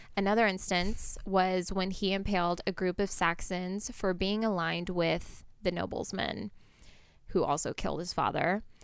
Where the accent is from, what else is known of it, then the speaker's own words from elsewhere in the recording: Portland, United States; moved away; My hometown is Portland